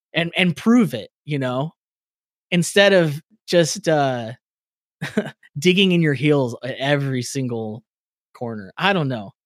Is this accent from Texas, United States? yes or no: no; California, United States; I'm from California